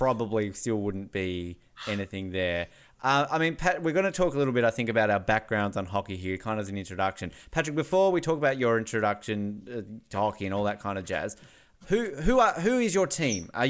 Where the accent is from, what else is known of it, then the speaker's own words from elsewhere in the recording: Australia; I'm Australian.